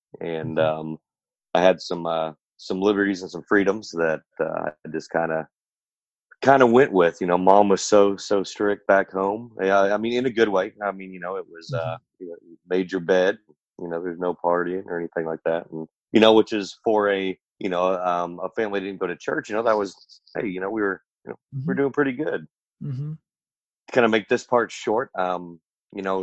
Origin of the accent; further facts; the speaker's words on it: Oklahoma City, Oklahoma, United States; I was born in Oklahoma City, Oklahoma.